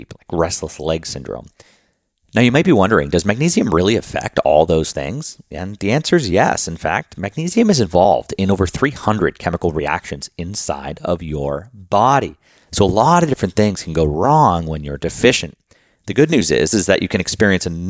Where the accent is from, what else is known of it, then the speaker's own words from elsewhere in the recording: Boston, Massachusetts, United States; moved away as an adult; now in Luxembourg; I grew up in Boston